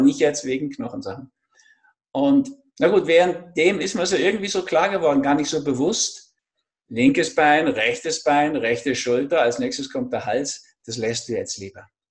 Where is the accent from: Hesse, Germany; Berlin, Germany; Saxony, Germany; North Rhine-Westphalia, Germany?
Berlin, Germany; now in Austria; ich bin in Berlin im Osten zwar geboren